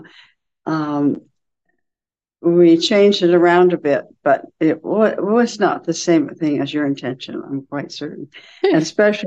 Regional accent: Nebraska, United States; reminded me of growing up in Nebraska

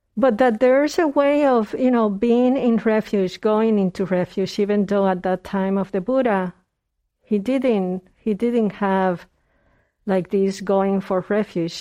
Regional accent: Puerto Rico; moved away; I was born in Puerto Rico

